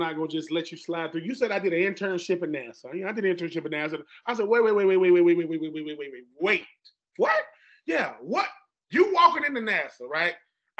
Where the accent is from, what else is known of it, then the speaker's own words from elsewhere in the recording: Fort Lauderdale, Florida, United States; I go to St. Thomas Aquinas. I'm from Fort Lauderdale, Broward County, for those of you who don't know. Broward, not Dade, that's Broward.